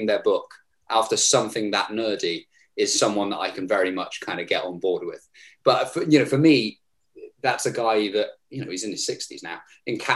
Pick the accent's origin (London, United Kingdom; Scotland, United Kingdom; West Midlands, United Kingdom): West Midlands, United Kingdom; Herefordshire; my hometown of Herefordshire